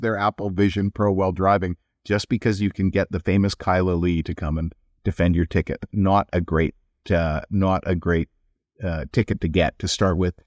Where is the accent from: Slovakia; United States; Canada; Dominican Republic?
Canada; Edmonton, Alberta; now in British Columbia, Canada; I come from Edmonton